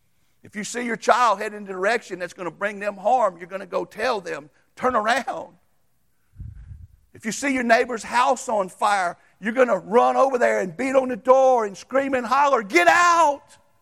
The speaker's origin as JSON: {"language": "English", "country": "United States", "said": "I'm going to tell you right now, I'm more glad that I am a Christian than an American."}